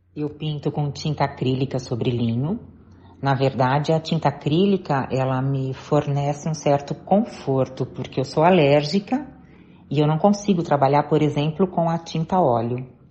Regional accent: Jaú, São Paulo, Brazil; moved away; eu sou do interior de São Paulo. Na época, eu morava com os meus pais e meus irmãos em Jaú

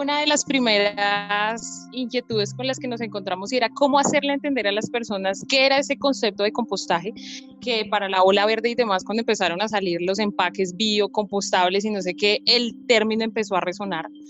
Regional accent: Colombia; como sociedad colombiana

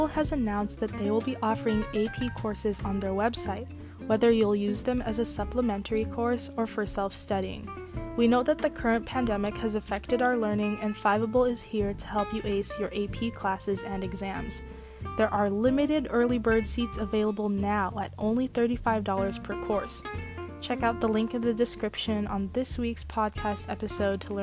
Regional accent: Los Angeles, California, United States; I'm in 12th grade and I'm from Los Angeles, California

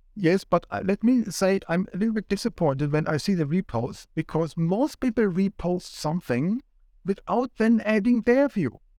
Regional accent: Switzerland; moved away as an adult; now in Sydney, Australia; my home country, Switzerland

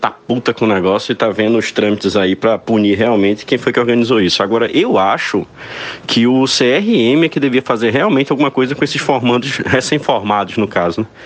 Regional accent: Guadalupe, Piauí, Brazil; born there; eu eu sou original do Piauí. Eu nasci numa cidade chamada Guadalupe, na barragem de Boa Esperança, lá da Chesf, no Piauí. Não passei muito tempo não

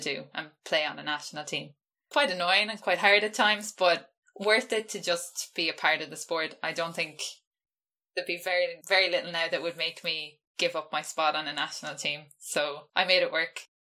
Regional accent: west of Ireland, Ireland; I've been living at home, so I'm not from Dublin. So I've been living quite isolated in the west of Ireland.

